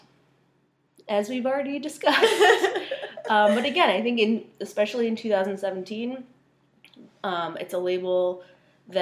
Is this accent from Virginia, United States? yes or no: no; Buffalo, New York, United States; also born or lived in England; My parents came here when I was 4 years old, and we've lived in the Buffalo area ever since